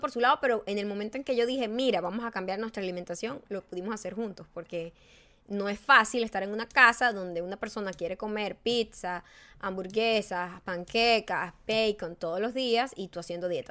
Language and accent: Spanish; Punto Fijo, Falcón, Venezuela; now in United States; desde que yo nací, soy venezolana, soy de punto fijo, soy de banco obrero